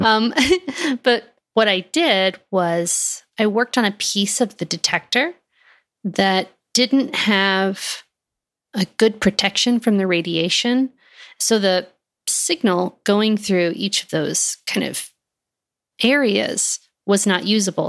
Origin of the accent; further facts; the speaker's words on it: Texas, United States; moved away as an adult; also born or lived in Fort Collins, Colorado; I am from Texas